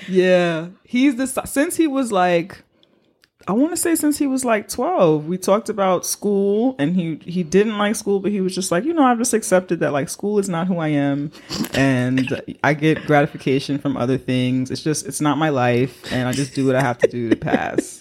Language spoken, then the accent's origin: English; New York, United States; I'm a New Yorker